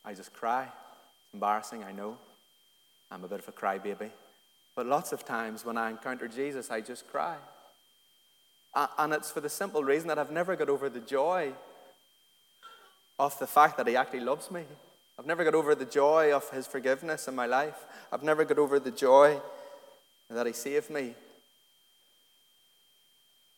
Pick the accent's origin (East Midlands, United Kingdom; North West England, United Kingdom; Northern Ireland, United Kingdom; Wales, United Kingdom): Northern Ireland, United Kingdom; Antrim; I grew up in Antrim in a real loyalist working class community in a little council estate in Antrim